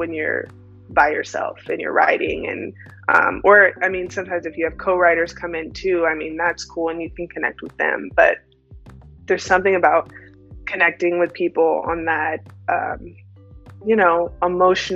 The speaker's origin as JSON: {"language": "English", "town": "Austin", "region": "Texas", "country": "United States", "tie": "born or raised there", "said": "I grew up in Austin"}